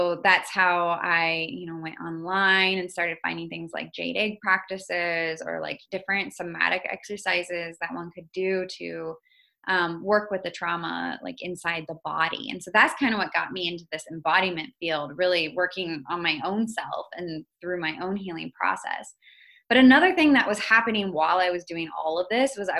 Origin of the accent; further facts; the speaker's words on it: Iowa, United States; also born or lived in Indonesia; I grew up in Iowa.